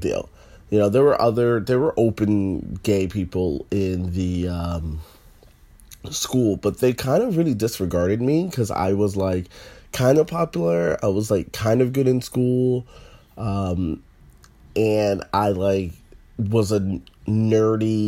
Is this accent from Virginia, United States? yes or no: yes; Northern Virginia, United States; I'm from the South. I'm from North Virginia